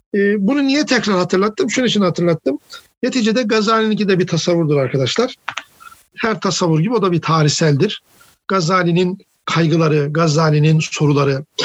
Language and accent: Turkish; Of, Trabzon, Turkey; Karadenizliyim, ofluyum